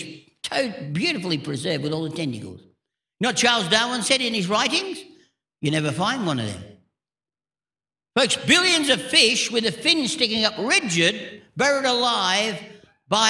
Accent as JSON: {"language": "English", "region": "England", "country": "United Kingdom", "tie": "born or raised there", "moved": "yes", "lives_now": "Australia", "said": "I was born in England, but I'm fair-skinned"}